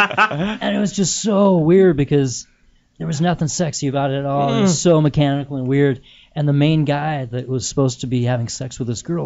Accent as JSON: {"language": "English", "town": "Littleton", "region": "Colorado", "country": "United States", "tie": "born or raised there", "moved": "as an adult", "lives_now": "Los Angeles, United States", "said": "I grew up in Littleton, Colorado, and my neighborhood actually was like this ideal neighborhood where I did know all the people on my street"}